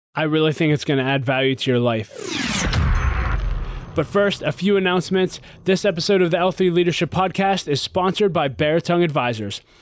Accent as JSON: {"language": "English", "town": "Pittsburgh", "region": "Pennsylvania", "country": "United States", "tie": "born or raised there", "said": "I was born and raised in Pittsburgh, Pennsylvania"}